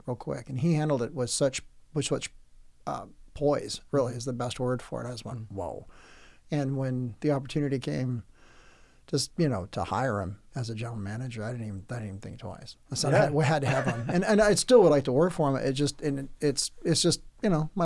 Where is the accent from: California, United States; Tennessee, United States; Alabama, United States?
California, United States; Oceanside; I grew up in most of my good years in Oceanside, California, and that's just south of Camp Pendleton